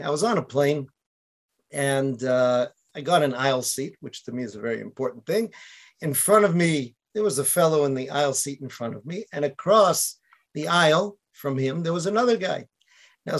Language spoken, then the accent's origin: English; Boston, Massachusetts, United States; now in Israel; I was from Boston